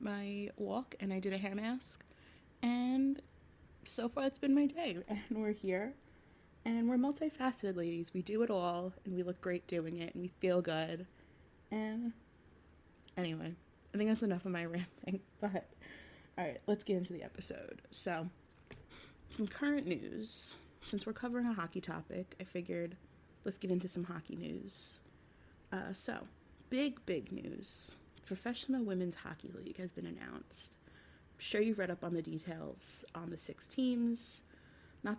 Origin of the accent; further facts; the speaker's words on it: New York, United States; being a New Yorker